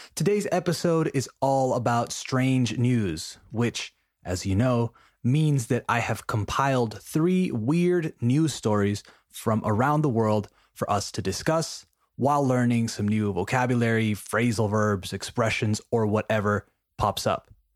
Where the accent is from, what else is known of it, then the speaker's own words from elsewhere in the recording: Peru; my home country of Peru